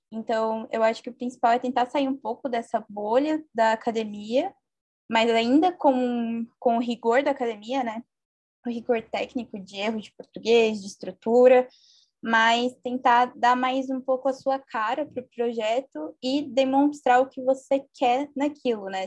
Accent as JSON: {"language": "Portuguese", "region": "interior of São Paulo", "country": "Brazil", "said": "sou do interior de São Paulo"}